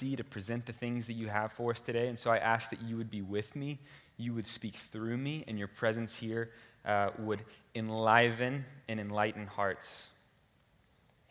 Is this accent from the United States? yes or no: yes; Houston, Texas, United States; moved away as an adult; now in Boston, United States; I'm from Houston, Texas, and I consider myself a true Texan